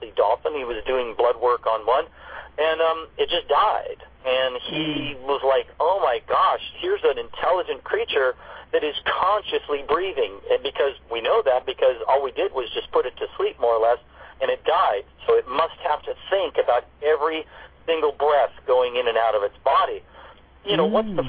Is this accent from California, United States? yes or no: yes; Newport Beach, California, United States; I grew up here in Newport Beach on the waterfront